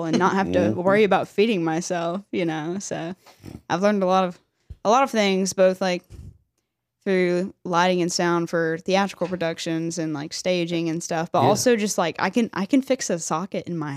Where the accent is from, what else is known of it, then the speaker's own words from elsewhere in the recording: Brunswick, Georgia, United States; now in Fort Mitchell, United States; I'm from Brunswick originally